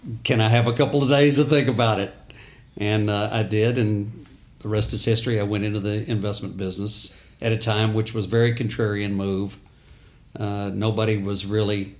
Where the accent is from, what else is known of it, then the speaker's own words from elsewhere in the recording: Houston, Texas, United States; also born or lived in Austin, Texas; growing up in Houston, I was the oldest of three boys